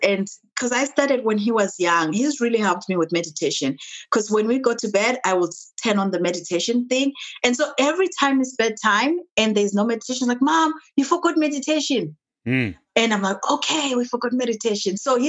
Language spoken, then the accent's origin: English; Zimbabwe; The Zimbabwe, we're a British colony. So everything was kind of styled under the British system. So I went to school like everybody else.